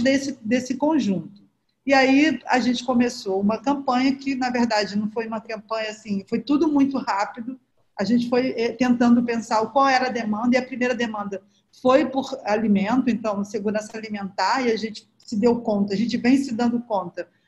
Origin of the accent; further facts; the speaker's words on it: Rio de Janeiro, Brazil; eu cresci na Nova Holanda, que é uma das 16 favelas aqui da Maré